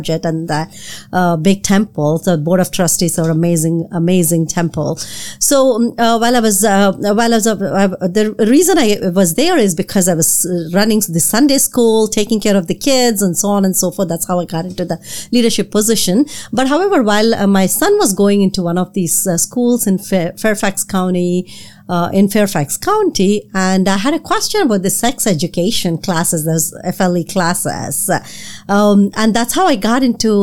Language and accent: English; South India, India; now in Northern Virginia, United States; I'm from South India.